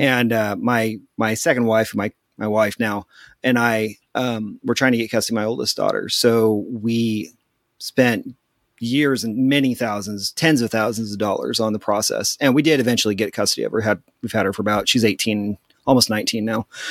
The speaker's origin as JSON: {"language": "English", "area": "near Topeka", "region": "eastern Kansas", "country": "United States", "tie": "born or raised there", "also_born_or_lived": "Abilene, Texas", "said": "I grew up in eastern Kansas, uh, right outside the, uh, state capital, Topeka, and I grew up here."}